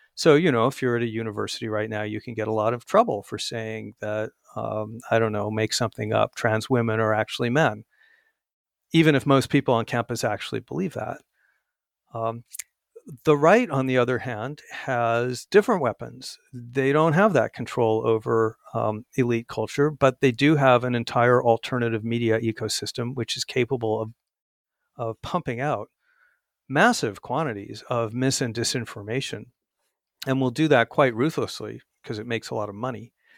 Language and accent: English; Arizona, United States; my home state of Arizona